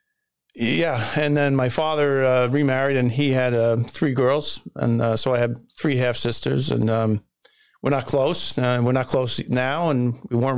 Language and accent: English; Long Island, New York, United States; also born or lived in Massachusetts; I grew up on Long Island